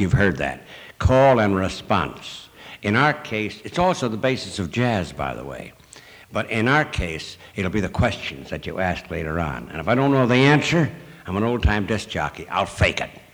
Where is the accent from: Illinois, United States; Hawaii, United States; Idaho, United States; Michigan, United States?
Illinois, United States; Chicago; I come from Chicago